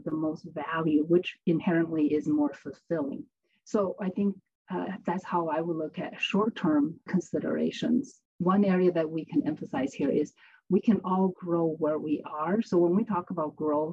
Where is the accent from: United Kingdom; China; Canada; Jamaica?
China; moved away as an adult; now in United States; I grew up in China, finished university in China, and came to the United States for graduate school